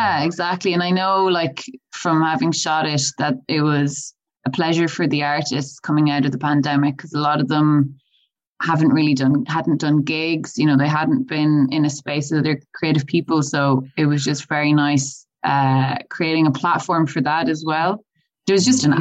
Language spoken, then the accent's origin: English; Galway, Connacht, Ireland; moved away; I'm originally from Galway